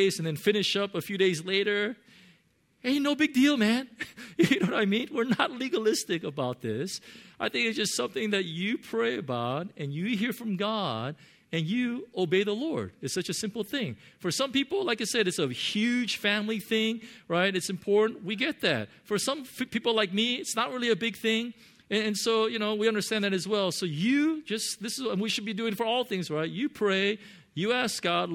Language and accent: English; United States; I grew up in America